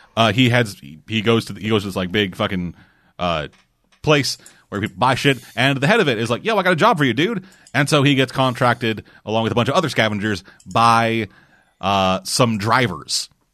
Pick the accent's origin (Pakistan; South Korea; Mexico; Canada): Canada; I'm a Canadian.